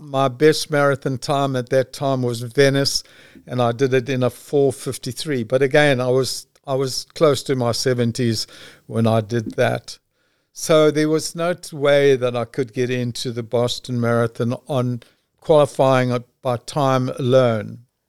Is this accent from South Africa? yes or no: yes; South Africa; I'm from South Africa.